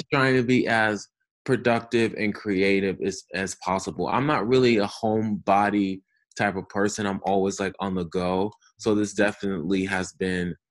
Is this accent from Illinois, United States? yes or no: no; Albany, New York, United States; moved away; also born or lived in Los Angeles; I am originally from upstate New York, from Albany